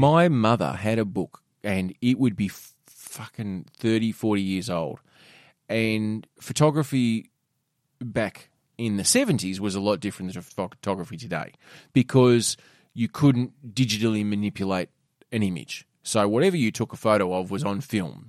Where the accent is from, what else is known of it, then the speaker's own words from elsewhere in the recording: Tasmania, Australia; growing up in Tassie